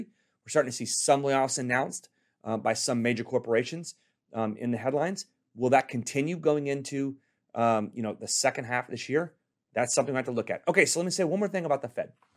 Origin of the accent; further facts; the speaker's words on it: Richardson, Texas, United States; now in Corona, United States; I'm from Texas